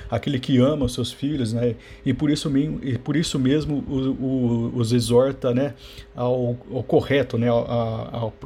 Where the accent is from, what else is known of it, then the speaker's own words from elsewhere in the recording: Campinas, São Paulo, Brazil; Eu sou aqui de Campinas, né? Eu frequento uma, uma, uma igreja aqui, a, a Catedral Metropolitana de Campinas.